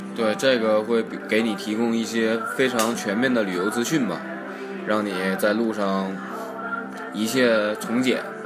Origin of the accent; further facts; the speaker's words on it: Northeast China, China; 我们东北那边